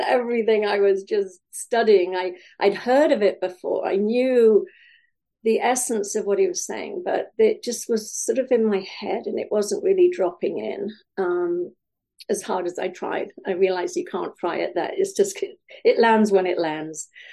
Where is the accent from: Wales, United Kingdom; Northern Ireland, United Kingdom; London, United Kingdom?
Wales, United Kingdom; now in California, United States; I grew up in Wales. Uh, I now live in California